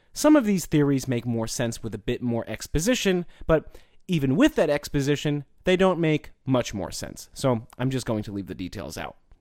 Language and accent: English; United States; accent: American; my American accent